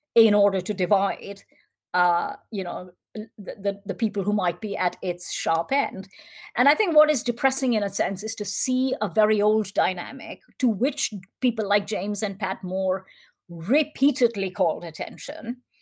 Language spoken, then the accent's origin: English; India; as an Indian